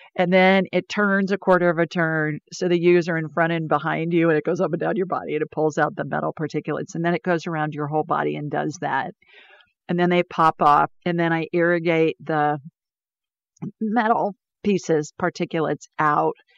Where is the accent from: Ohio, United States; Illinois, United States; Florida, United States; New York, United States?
Ohio, United States; moved away as an adult; also born or lived in Sioux Falls, South Dakota; I grew up in snow in Ohio